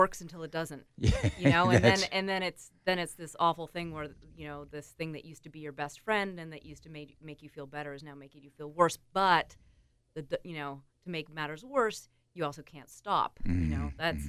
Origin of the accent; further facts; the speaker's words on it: Antigonish, Nova Scotia, Canada; I'm from Antigonish, Nova Scotia.